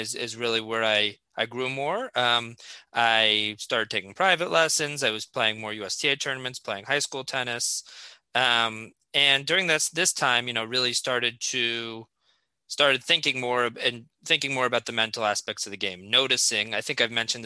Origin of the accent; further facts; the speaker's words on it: Fairfield, Connecticut, United States; I grew up in Fairfield, Connecticut